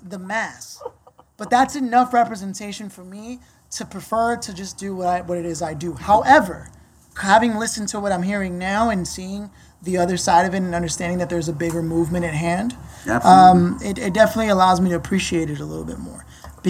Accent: Los Angeles, California, United States; moved away as an adult; also born or lived in New York; I didn't know what LA was till I left LA.

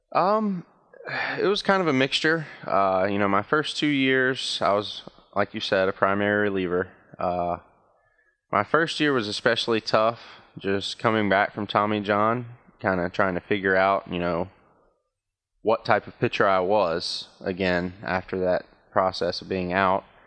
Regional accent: Danville, Virginia, United States; my hometown

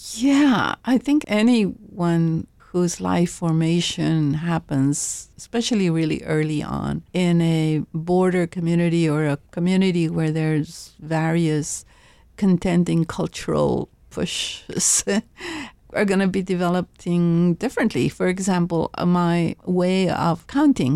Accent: Laredo, Texas, United States; My mother would go shopping downtown in Laredo

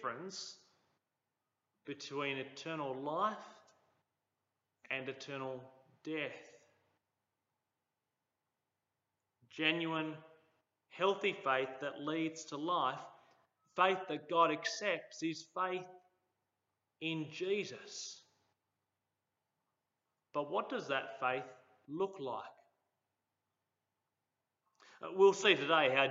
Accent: Cooma, New South Wales, Australia; when I was growing up in Cooma.

